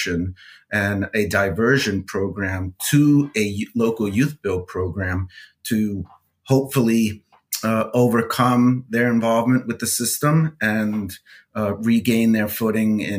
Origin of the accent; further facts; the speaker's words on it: New York City, New York, United States; I grew up in New York City, raised by a single mom